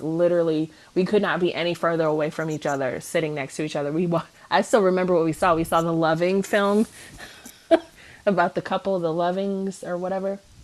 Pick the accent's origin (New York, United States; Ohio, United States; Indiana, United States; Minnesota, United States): Ohio, United States; Cleveland; I'm from Cleveland. I'm from the snow belt